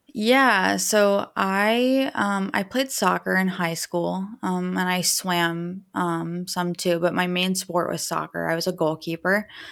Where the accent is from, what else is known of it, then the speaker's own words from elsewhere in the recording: Dayton, Ohio, United States; also born or lived in Indiana; I'm from Dayton, Ohio